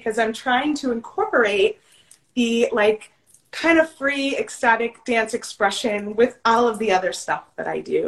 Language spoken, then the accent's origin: English; Long Island, New York, United States; moved away as an adult; now in Mesa, United States; I'm born and raised on Long Island in New York